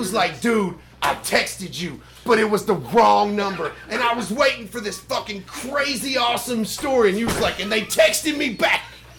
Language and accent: English; Tennessee, United States; And I'm from Tennessee.